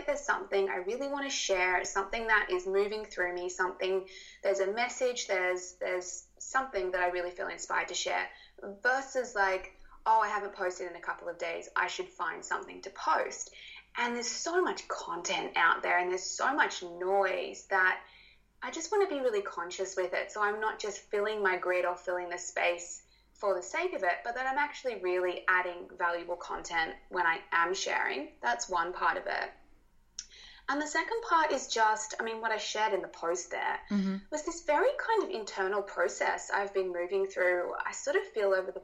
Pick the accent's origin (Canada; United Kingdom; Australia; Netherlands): Australia; accent: Australian; my Australian accent